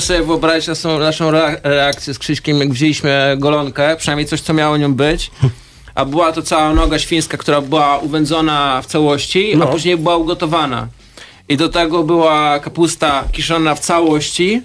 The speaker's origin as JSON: {"language": "Polish", "country": "Poland", "moved": "yes", "lives_now": "Warsaw, Poland", "said": "Ja sam pochodzę z prowincji"}